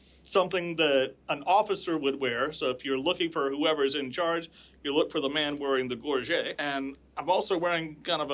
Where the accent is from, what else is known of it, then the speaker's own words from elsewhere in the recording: Georgia, United States; I'm a lifelong Georgia native